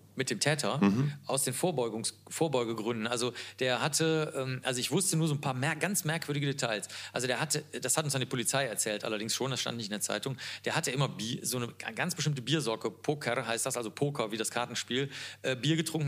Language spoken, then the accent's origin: German; Cologne, North Rhine-Westphalia, Germany; Ich komme ja aus Köln